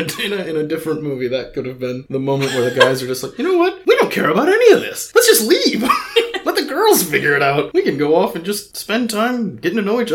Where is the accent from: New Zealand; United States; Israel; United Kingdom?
United Kingdom; Scotland; Yeah, I'm Scottish. I hate snakes.